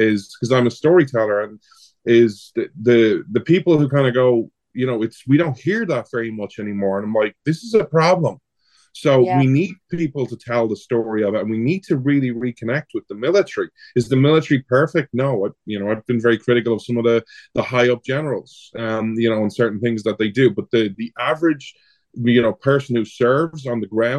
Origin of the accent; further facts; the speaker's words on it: Ireland; now in United States; I'm an Irish guy who lives in America